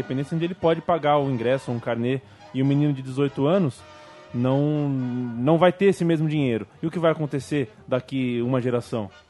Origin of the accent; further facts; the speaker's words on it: Vale do Paraíba, São Paulo, Brazil; eu sou do Vale do Paraíba, né? Minha família é do Vale do Paraíba